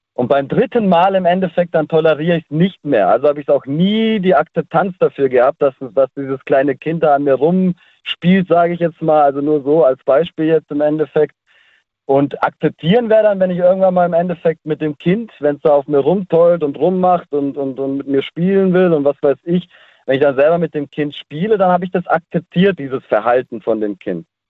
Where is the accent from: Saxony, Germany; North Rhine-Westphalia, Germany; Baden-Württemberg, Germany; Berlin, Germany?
Baden-Württemberg, Germany; Ländle; bei uns im Ländle